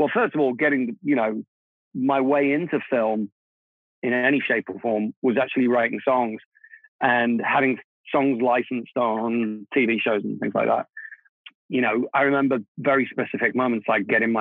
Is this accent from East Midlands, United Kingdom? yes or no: no; London, United Kingdom; first language Czech; English is a second language; moved away; also born or lived in Prague, Czech Republic; I was born in Prague in what was then Czechoslovakia. We emigrated to London when I was, I think, around about 9 years old. So I'm a double immigrant. I went to England, you know, not speaking English. Czech was my first language. And then I grew up there